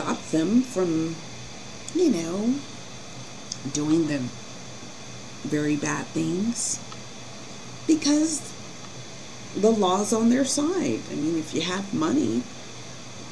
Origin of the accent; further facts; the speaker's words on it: Colorado, United States; growing up in Colorado was extremely difficult